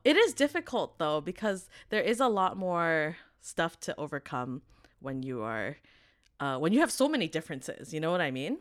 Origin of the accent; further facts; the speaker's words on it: Vancouver, British Columbia, Canada; growing up in Vancouver